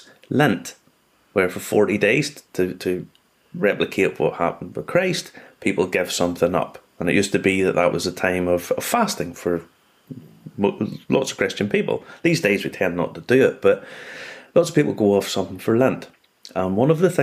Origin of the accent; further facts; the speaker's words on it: Ireland; being Irish